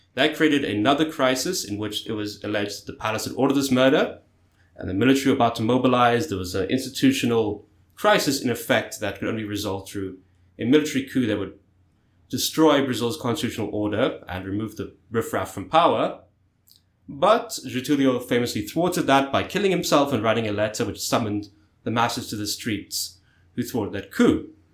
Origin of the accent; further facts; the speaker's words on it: South Africa; South Africa, my home country